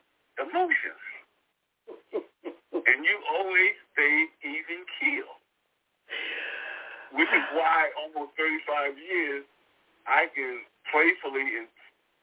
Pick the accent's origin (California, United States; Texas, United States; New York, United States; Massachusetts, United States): New York, United States; New York City; I grew up in Brooklyn, Brownsville